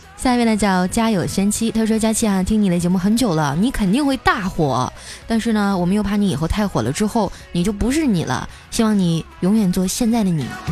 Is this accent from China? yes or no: yes; northern China, China; now in Shanghai, China; 我是北方人